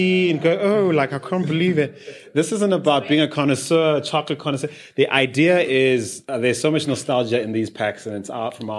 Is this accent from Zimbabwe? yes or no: yes; Zimbabwe; I grew up in Zimbabwe.